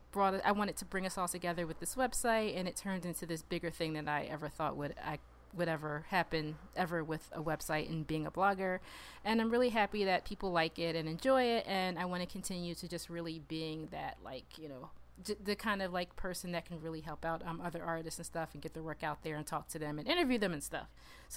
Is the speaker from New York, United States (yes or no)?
no; Philadelphia, Pennsylvania, United States; I'm a writer from Philly.